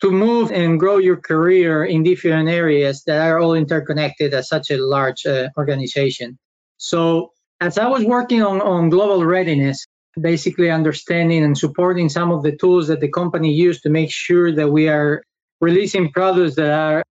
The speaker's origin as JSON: {"language": "English", "country": "Spain", "moved": "as an adult", "lives_now": "United States", "said": "I am originally from Spain, where I study law"}